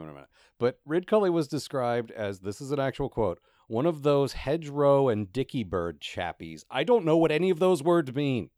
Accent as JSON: {"language": "English", "country": "United States", "said": "I have literally spent the last ten years being an American"}